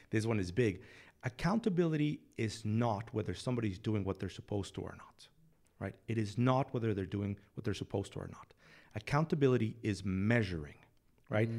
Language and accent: English; Mexico City, Mexico; moved away as an adult; now in San Antonio, United States; I'm from Mexico City, born and raised